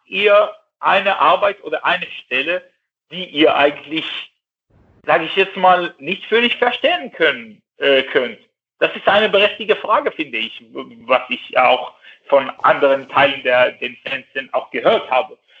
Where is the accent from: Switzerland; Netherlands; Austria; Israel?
Israel; German is a second language; now in Cologne, Germany; Ich bin äh, nicht Deutsche, ich, ich komme nicht aus Deutschland, ich bin Jude, ich bin Israeli